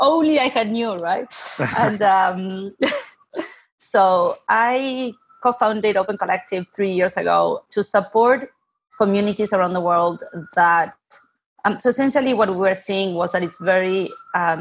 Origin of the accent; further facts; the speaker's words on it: Buenos Aires, Argentina; moved away; I'm originally from Argentina, born and raised in Buenos Aires.